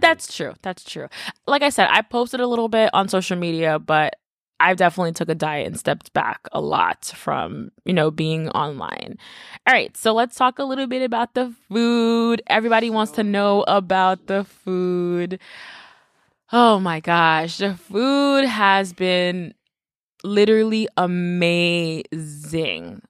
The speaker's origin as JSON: {"language": "English", "town": "New York City", "region": "New York", "country": "United States", "tie": "born or raised there", "said": "I grew up in the Bronx."}